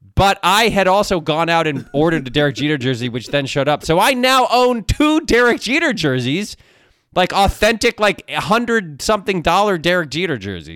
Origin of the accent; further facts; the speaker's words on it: Ann Arbor, Michigan, United States; I was born in Ann Arbor. I'm a Michigan guy